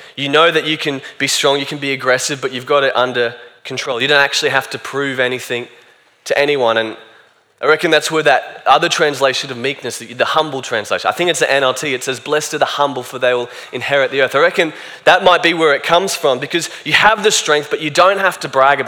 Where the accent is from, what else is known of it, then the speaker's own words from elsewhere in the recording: Australia; I'm Australian